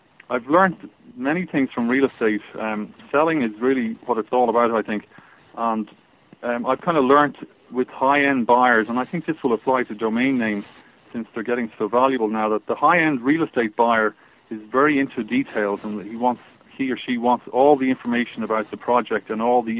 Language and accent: English; Ireland; accent: Irish; now in United States; my Irish accent in America, people love my Irish accent.